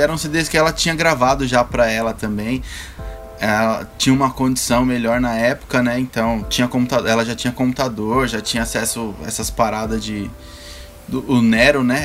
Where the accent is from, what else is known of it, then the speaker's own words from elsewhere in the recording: Ceará, Brazil; Que eu também sou nordestino, sou nascido lá, no, sou nascido no Ceará, cearense